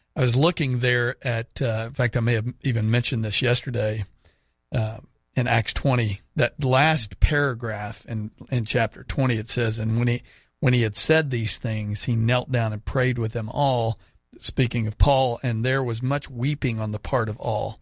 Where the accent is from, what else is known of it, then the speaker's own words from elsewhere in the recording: United States; I'm saying this as an American